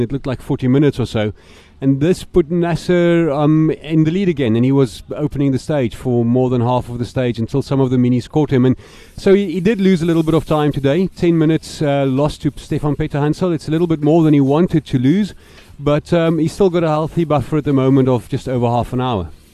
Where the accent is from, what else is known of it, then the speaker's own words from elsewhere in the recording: South Africa; the cars that we develop in South Africa